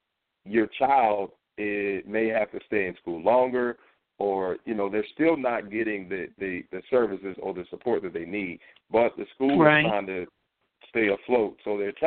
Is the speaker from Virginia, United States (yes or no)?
yes; Norfolk, Virginia, United States; also born or lived in New York City / Manassas; Here in Virginia, in my hometown, Norfolk, Virginia